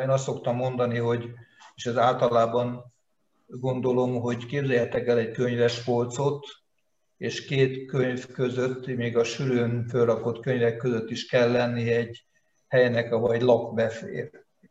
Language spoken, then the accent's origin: Hungarian; Veszprém, Veszprém County, Hungary; Veszprémben születtem 52-ben, innen csak tanulni, meg katonának mentem el, tehát az egész életemet itt éltem le, és élem